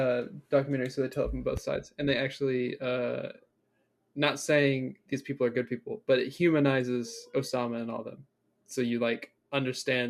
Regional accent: United States; I was born in the States

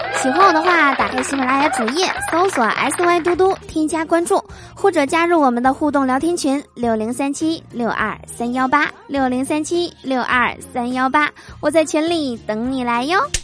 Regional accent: Northeast China, China; 我总感觉这个东北人是特指的我呀

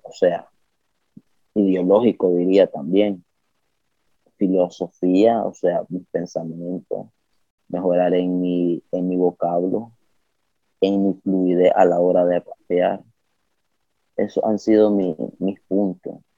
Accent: Nicaragua; also born or lived in Managua area, Nicaragua; soy nicaragüense

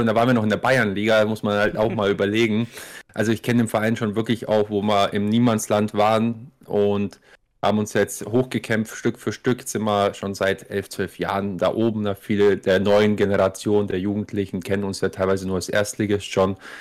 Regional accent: Augsburg, Bavaria, Germany; weil du einfach Augsburger selber bist

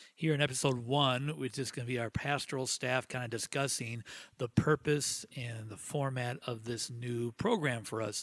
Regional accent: Canada; as Canadians

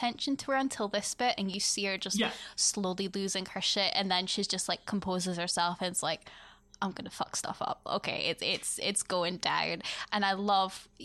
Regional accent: Scotland, United Kingdom; I'm from Scotland

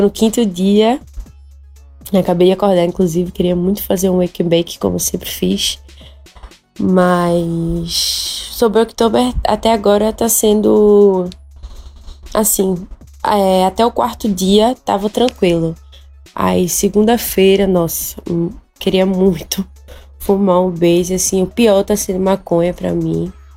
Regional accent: Recife, Pernambuco, Brazil; Sou de Recife

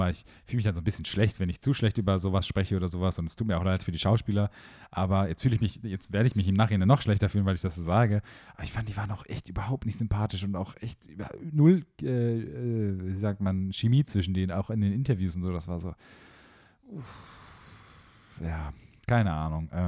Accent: Heidelberg, Baden-Württemberg, Germany; now in Munich, Germany; Ja, ich bin Heidelberger.

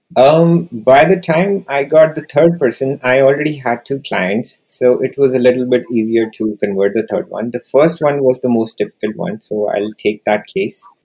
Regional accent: India; moved away as an adult; also born or lived in New Delhi, India / Japan; now in Canada; So, I was born and raised in India, and I did my master's from the capital of India, which is New Delhi.

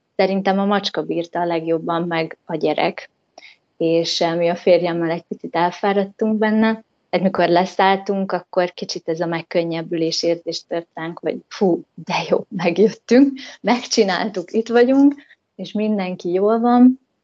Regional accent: Hungary; moved away as an adult; also born or lived in United States; én magyar lány vagyok, én ide tartozom

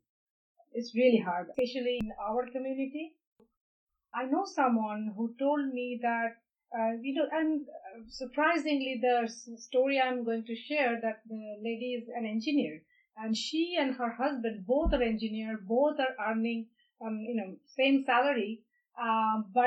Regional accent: India; moved away; I'm from India

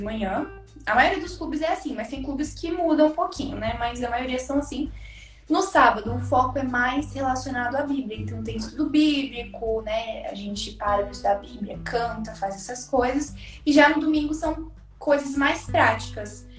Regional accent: Espírito Santo, Brazil; eu moro no estado do Espírito Santo, nasci aqui mesmo, sou capixaba

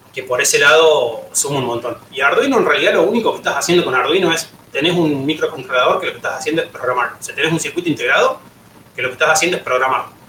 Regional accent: La Rioja, Argentina; now in Córdoba, Argentina; soy de La Rioja, me vine a Córdoba en 2005

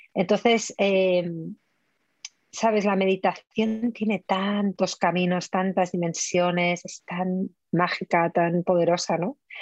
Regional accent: Spain; Yo como buena española

